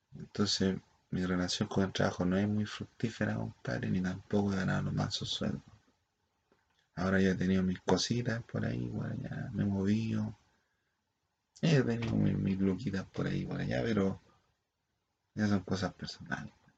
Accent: Chile; nosotros como somos chilenos

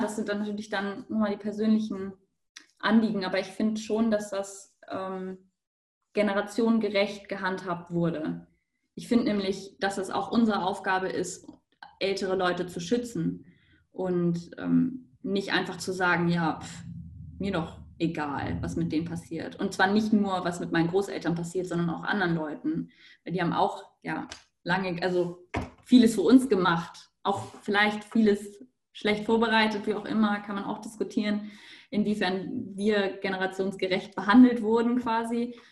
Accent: Hamburg, Germany; moved away as an adult; now in Innsbruck, Austria; Ich komme aus Hamburg, studiere aber in Innsbruck

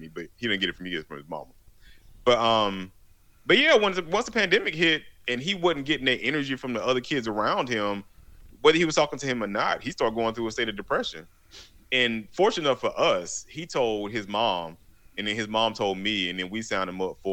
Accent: Macon, Georgia, United States; I come from Macon, Georgia, which is in the deep south of Georgia

